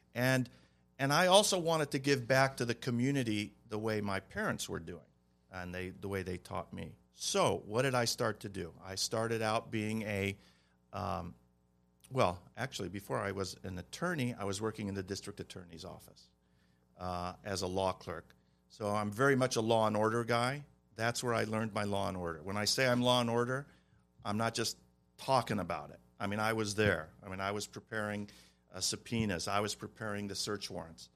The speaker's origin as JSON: {"language": "English", "town": "Cleveland", "region": "Ohio", "country": "United States", "tie": "born or raised there", "moved": "yes", "lives_now": "Glendale, United States", "said": "We were all born and raised in Cleveland, Ohio"}